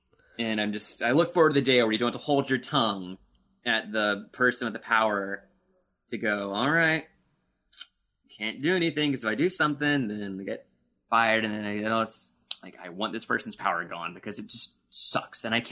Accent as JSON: {"language": "English", "region": "Florida", "country": "United States", "tie": "born or raised there", "said": "I grew up in Florida"}